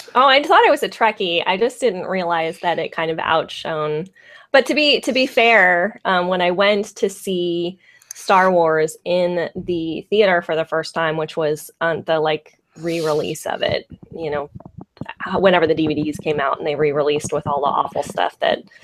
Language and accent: English; San Francisco Bay Area, California, United States; I'm from the San Francisco Bay Area